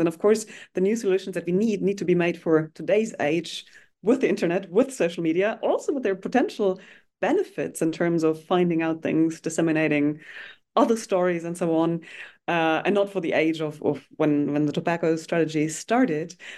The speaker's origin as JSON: {"language": "English", "country": "Germany", "tie": "born or raised there", "said": "I grew up in Germany, um, and actually at the border of what was formerly the Iron Curtain, so in the east of Germany, um, facing what was then Czechoslovakia"}